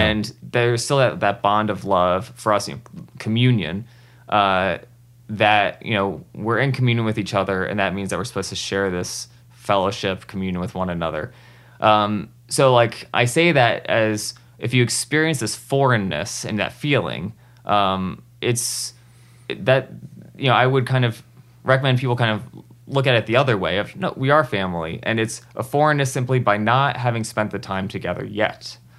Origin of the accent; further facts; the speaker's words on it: New Jersey, United States; i grew up in new jersey